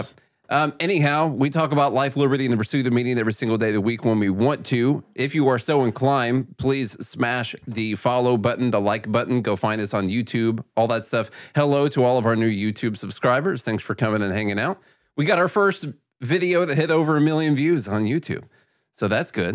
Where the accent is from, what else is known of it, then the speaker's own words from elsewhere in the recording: southern tip of Illinois, United States; moved away; where we're from in the very, very southern tip of Illinois